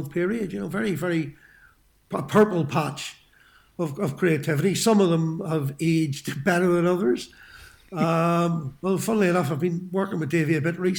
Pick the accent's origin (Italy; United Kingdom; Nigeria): United Kingdom; Belfast, Northern Ireland; moved away; I grew up in North Belfast, in quite a hard hit part of town, just off the old Park Road